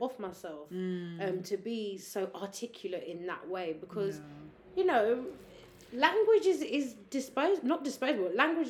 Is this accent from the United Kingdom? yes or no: yes; England, United Kingdom; because we're English, I have to speak the proper English.